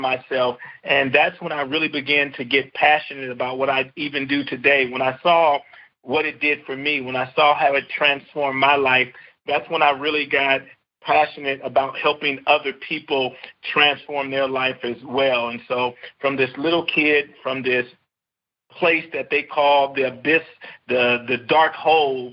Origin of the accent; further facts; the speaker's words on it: Compton, California, United States; I grew up in a city called Compton